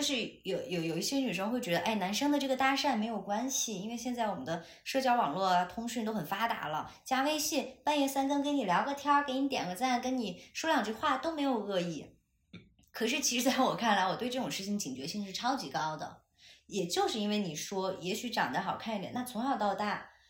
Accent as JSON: {"language": "Chinese", "town": "Chengdu", "region": "Sichuan", "country": "China", "said": "因为我是成都人，我身边几乎没有过全职太太这样的女性存在嘛"}